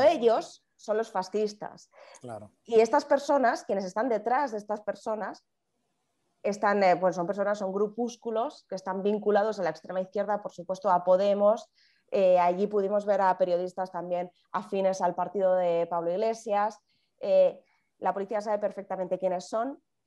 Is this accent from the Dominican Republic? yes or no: no; Spain; Nosotros, los españoles, no podemos salir de nuestra comunidad autónoma.